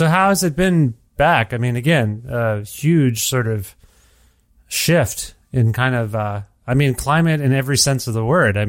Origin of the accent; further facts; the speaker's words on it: Canada; as a Canadian